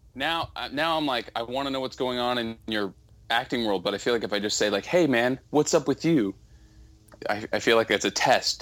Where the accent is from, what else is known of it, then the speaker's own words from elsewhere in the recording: Southern California, United States; also born or lived in Northeast US; now in Northeast, United States; I grew up in Southern California where there was no ice and I was pissed, so now I'm in the Northeast